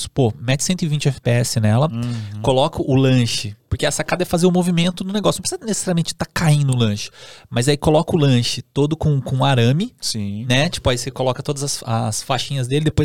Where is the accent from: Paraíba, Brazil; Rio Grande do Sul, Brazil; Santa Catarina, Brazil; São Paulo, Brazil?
São Paulo, Brazil; Suzano; eu sou de Suzano. Duas horas e vinte de trenzão até aqui.